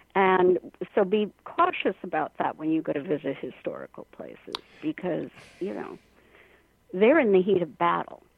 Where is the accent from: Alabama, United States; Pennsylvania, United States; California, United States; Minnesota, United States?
Minnesota, United States; our home state, Minnesota